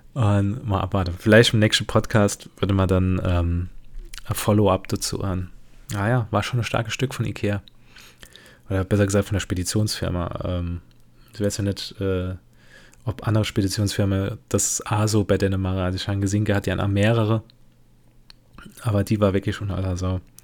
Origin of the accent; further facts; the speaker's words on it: Germany; ich bin ein typischer Deutscher